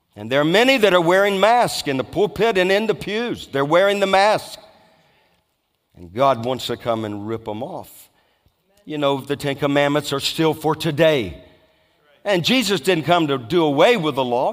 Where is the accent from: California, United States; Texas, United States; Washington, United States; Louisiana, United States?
Louisiana, United States; I was brought up in Louisiana